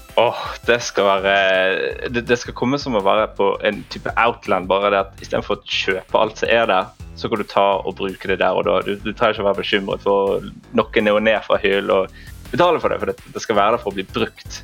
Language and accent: Norwegian; Bergen, Vestland, Norway; moved away as an adult; jeg er født og oppvokst i Bergen.